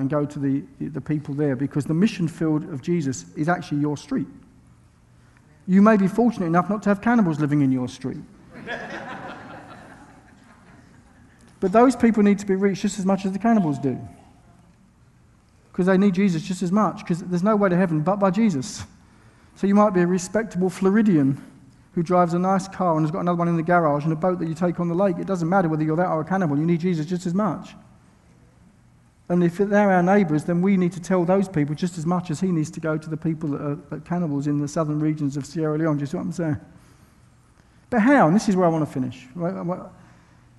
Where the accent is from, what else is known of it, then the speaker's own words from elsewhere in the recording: United Kingdom; I'm from Britain.